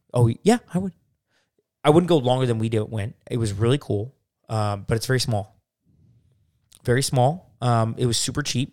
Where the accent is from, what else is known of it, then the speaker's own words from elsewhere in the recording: Arizona, United States; I'm, I'm from Arizona